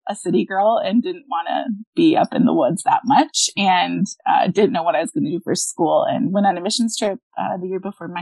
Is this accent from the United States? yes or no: yes; Minnesota, United States; I'm from Minnesota